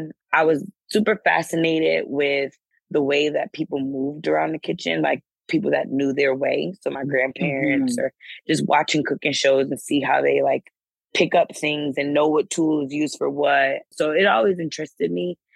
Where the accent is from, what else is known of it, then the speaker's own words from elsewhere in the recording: Windsor, Connecticut, United States; I am from Windsor, Connecticut. I grew up in the greater Hartford area. Went to Windsor Public Schools and graduated from Windsor High School